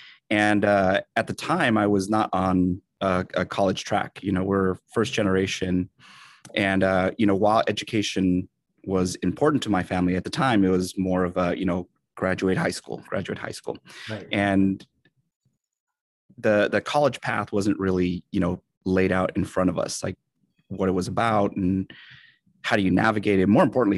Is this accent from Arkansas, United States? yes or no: no; San Jose, California, United States; I am a Latino educator here in the Bay Area, San Jose specifically. Actually, I'm a Bay Area native, born and raised, youngest of 8 kids.